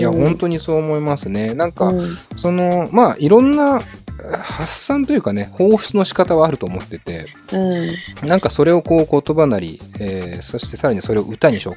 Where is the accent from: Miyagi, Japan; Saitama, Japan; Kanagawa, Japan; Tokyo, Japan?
Tokyo, Japan; 僕もディレクターの金井君も東京出身なんですけども、